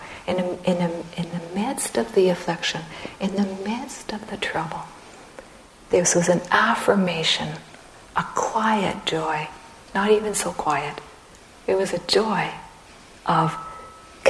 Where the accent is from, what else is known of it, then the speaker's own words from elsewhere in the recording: Red River Settlement area, Manitoba, Canada; now in Saskatchewan, Canada; I am Métis from Canada, from Red River Settlement area